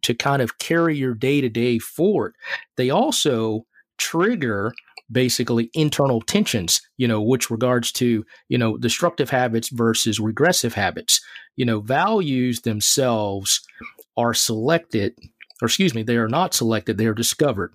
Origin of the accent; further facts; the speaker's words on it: Mississippi, United States; as a child growing up in Mississippi